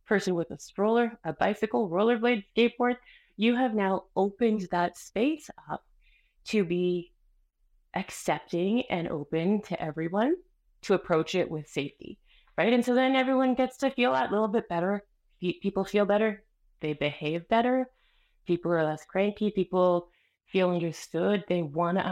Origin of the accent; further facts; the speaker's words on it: Canada; first language Spanish; English is a second language; also born or lived in Colombia; I'm from Colombia. I was born in Canada, but my parents arrived the year before I was born. So they hadn't quite realized that they left the country yet, you know? So I was very much raised in Colombia inside of Canada